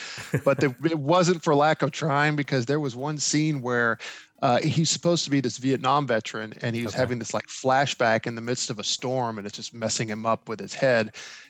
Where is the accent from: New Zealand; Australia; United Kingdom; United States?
United States; Mayfield, Kentucky; now in Clarksville, United States; my hometown of Mayfield